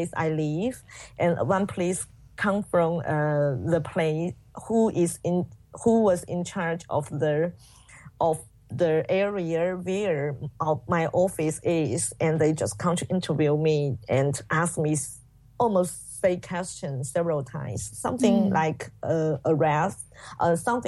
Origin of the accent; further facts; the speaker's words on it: Guangxi, China; English is a second language; moved away; I was sent back to my hometown in Guangxi